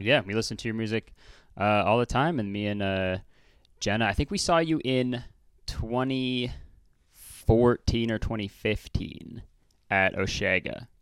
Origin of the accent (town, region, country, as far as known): Hamilton, Ontario, Canada; born or raised there